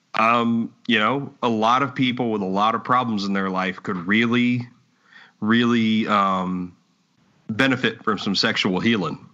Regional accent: Texas, United States; I enjoy where I'm from. I enjoy yeah. being from Texas

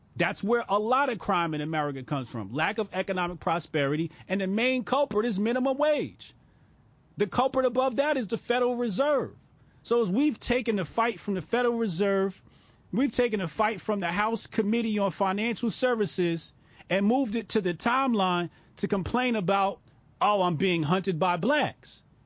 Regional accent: Newark suburbs, New Jersey, United States; I moved from Newark to the Burbs in third grade

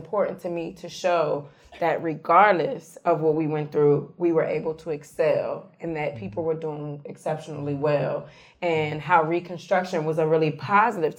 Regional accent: Charlottesville, Virginia, United States; my old neighborhood where I grew up. I grew up in West Haven.

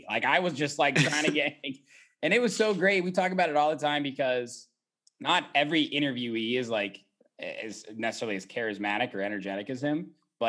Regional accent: Indiana, United States; I came from Indiana. Tried to make it in Chicago thinking it was going to be easy peasy.

